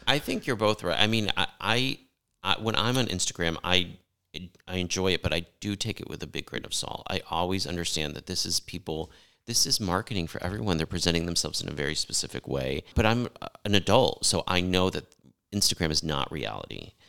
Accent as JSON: {"language": "English", "region": "Connecticut", "country": "United States", "tie": "born or raised there", "said": "I grew up in the East Coast, uh, in Connecticut"}